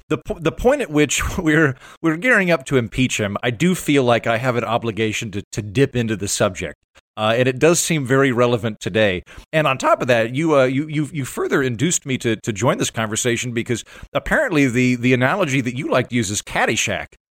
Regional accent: Oklahoma, United States; I'm from Oklahoma

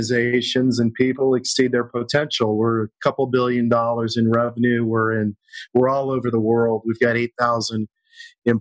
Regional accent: Kansas, United States; now in Los Angeles, United States; I was raised in Kansas, a long way from where you can actually surf

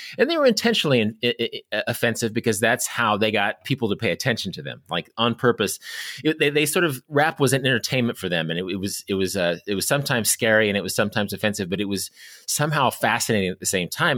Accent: Kansas, United States; I grew up in Kansas.

